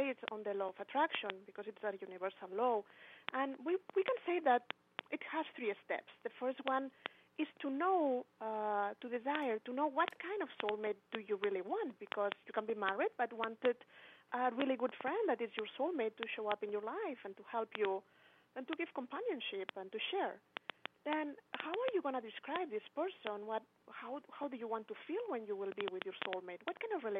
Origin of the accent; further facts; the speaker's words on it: Spain; English is a second language; moved away; also born or lived in Barcelona; In that moment, I was living in Barcelona. I'm from Spain.